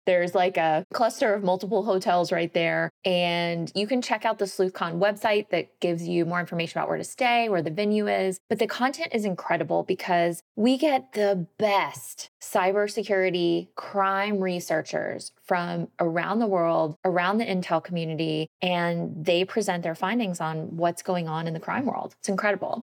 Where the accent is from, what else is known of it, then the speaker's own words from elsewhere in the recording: Georgia, United States; I was a Girl Scout, and I grew up in Georgia